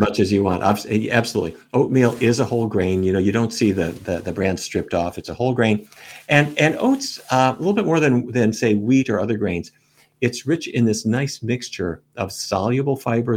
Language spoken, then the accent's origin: English; Fargo, North Dakota, United States; I was a kid growing up in Fargo, North Dakota